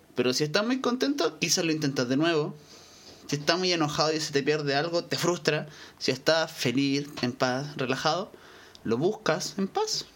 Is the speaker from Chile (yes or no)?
yes; Chile; Yo soy de Chile